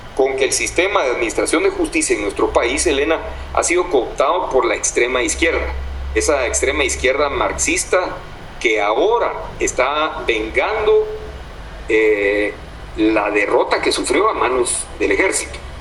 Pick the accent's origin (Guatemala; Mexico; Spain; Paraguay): Guatemala; no somos los guatemaltecos quienes gobernamos ahora nuestro país